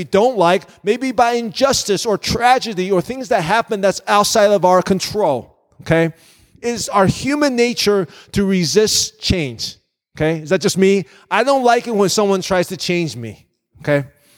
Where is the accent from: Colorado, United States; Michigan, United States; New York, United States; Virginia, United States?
Virginia, United States; moved away as an adult; now in Northwest Indiana, United States; I came out to Northwest Indiana from Virginia. I grew up in Virginia